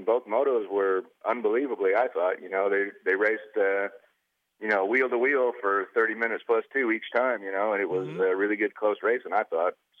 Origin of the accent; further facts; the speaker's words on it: Michigan, United States; I grew up in Michigan and raced there as an amateur.